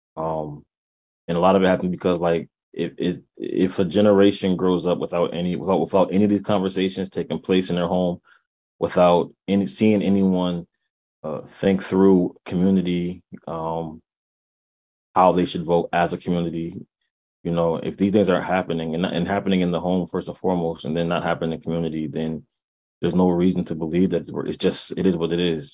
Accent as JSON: {"language": "English", "town": "New Haven", "region": "Connecticut", "country": "United States", "tie": "born or raised there", "moved": "as an adult", "lives_now": "Hartford, United States", "said": "born and raised in New Haven. Um, uh, resident of Hartford right now"}